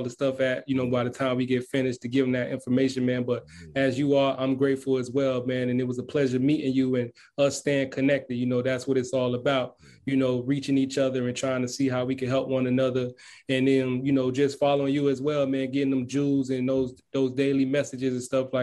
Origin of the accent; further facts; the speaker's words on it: Miami, Florida, United States; I'm from Miami, Florida, you know, to be exact, Carroll City